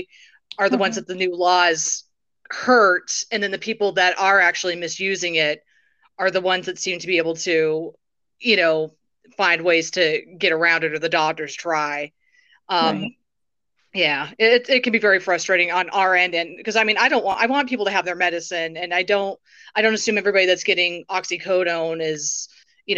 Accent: Englewood, Colorado, United States; I'm from Inglewood, Colorado. I've lived in Colorado my whole life

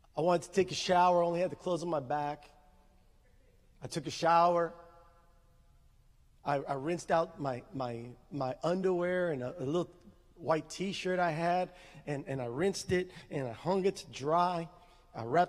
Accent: San Benito, Texas, United States; also born or lived in Harlingen, Texas; I'm from San Benito

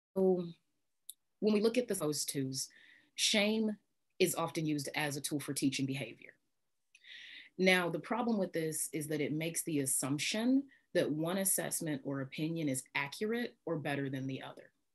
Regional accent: in the Bible Belt, Midwest, United States; I grew up in the Midwest, in the Bible Belt

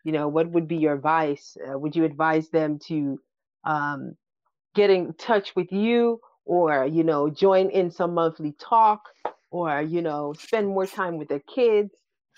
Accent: Berlin, Germany; English is a second language; I grew up here in Berlin. I think that, you know, Berlin is also like quite, I think it's even worse than here.

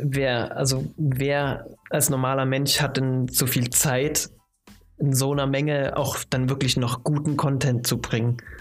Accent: Chemnitz, Saxony, Germany; Ich komme ja aus, aus der Ecke

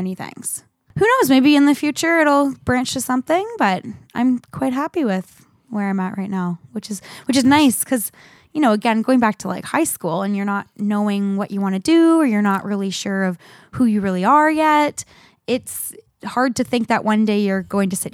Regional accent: Maryhill, Ontario, Canada; I grew up in Maryhill, a little village in the township of Woolwich.

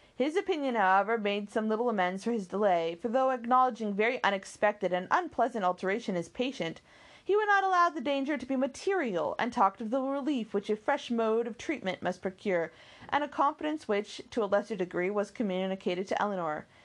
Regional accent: the American West, United States; I grew up in the West and Pony Express was really big

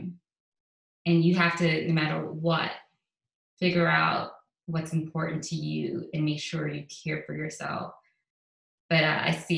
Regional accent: New York City, New York, United States; moved away as an adult; also born or lived in Caribbean; now in Houston, United States; I was born in the Caribbean, and I grew up in the Bronx

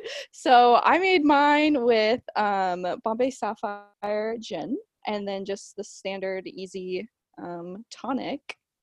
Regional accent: Washington, United States; So like yes and no. I'm from Washington.

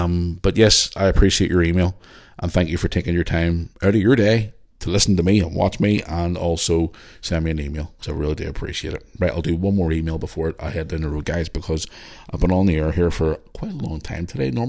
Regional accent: Belfast, Northern Ireland, United Kingdom; As a Catholic girl growing up in Belfast, I grew up around the Troubles like yourself, around the 80s, early 90s

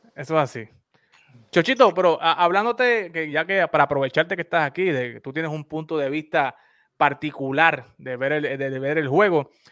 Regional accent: Humacao, Puerto Rico; Carlos y este servidor somos de Humacao

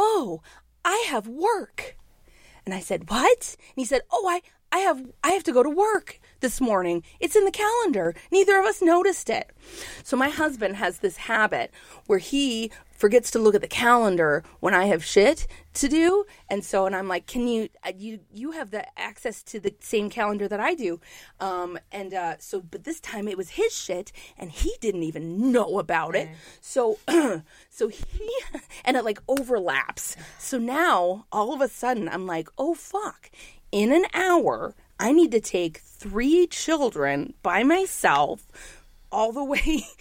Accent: New York City, New York, United States; I'm a New Yorker.

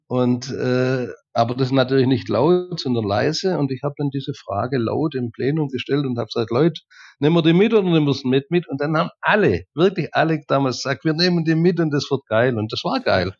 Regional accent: Germany; bei uns in Deutschland

